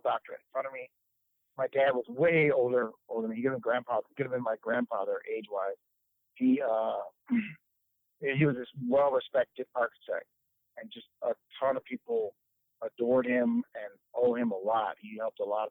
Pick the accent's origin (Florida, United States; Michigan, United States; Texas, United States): Michigan, United States; Detroit; I am from Detroit, born and raised. I still live in the same house I grew up in.